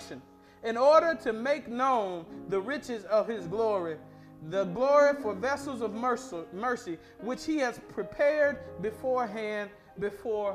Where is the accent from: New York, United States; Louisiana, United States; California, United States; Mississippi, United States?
Mississippi, United States; Madison County; moved away; I grew up in Madison County, Mississippi